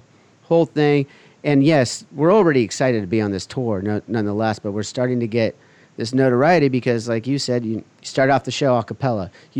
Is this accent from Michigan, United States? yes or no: no; Huntington Beach, California, United States; I grew up here in Huntington Beach. I moved to Westminster for like a second, which is literally like, it's basically saying it's the outskirts of Huntington Beach.